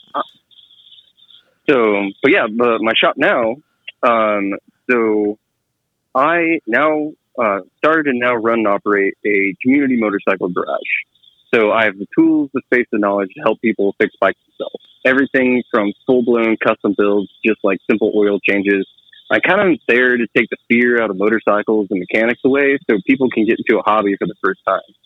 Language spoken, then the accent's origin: English; Texas, United States; now in Kansas City, United States; I grew up in Texas and I live in Kansas City now